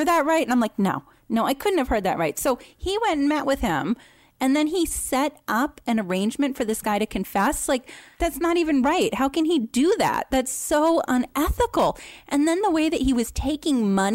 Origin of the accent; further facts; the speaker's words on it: Boston, Massachusetts, United States; accent: Boston; I'm so from Boston